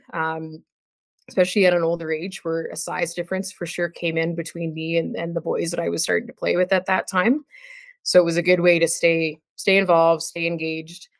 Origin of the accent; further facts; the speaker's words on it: Ontario, Canada; moved away as an adult; now in Calgary, Canada; I grew up in Ontario and moved out to Calgary to go to university